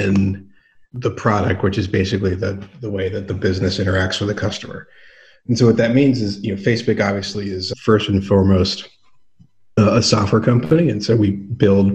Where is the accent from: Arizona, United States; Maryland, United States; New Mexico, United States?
Maryland, United States; Chevy Chase; moved away as an adult; I grew up in Chevy Chase, Maryland, right outside of D.C.